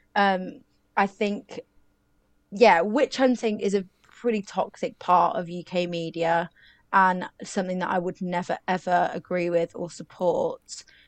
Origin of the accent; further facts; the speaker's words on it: United Kingdom; we're British